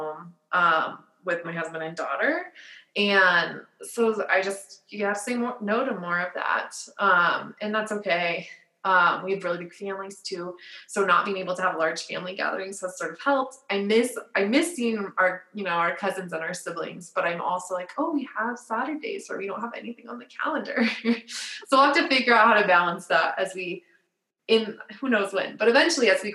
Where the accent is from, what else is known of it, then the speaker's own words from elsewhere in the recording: Littleton, Colorado, United States; I grew up in Littleton. I went to law school and grad school and undergrad at DU. Like, I've never moved